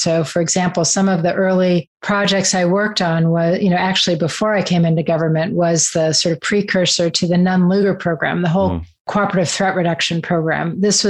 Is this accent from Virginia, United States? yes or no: no; Los Angeles, California, United States; moved away as an adult; also born or lived in Washington; Growing up in Los Angeles with a parent who was in the film or TV industry was definitely interesting and different than life in Washington and on the East Coast.